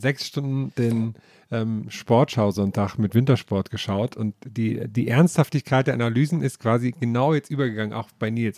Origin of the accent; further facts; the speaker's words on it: Thuringia, Germany; da, wo ich herkomme, in Thüringen